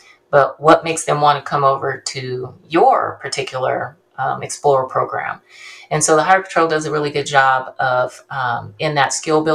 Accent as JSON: {"language": "English", "town": "Bakersfield", "region": "California", "country": "United States", "also_born_or_lived": "Ontario, California / Ventura, California / Hayward, California", "said": "I'm from Bakersfield, which is Central California"}